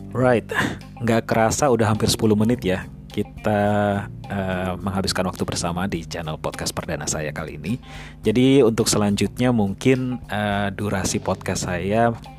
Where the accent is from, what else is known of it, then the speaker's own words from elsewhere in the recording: Yogyakarta, Special Region of Yogyakarta, Indonesia; moved away as an adult; also born or lived in Ambon, Maluku / Scotland; saya lahir di Yogyakarta